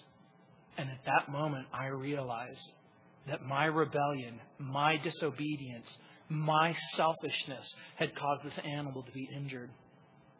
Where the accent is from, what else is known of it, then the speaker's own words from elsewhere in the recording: Hesperia, California, United States; I grew up in the Mojave Desert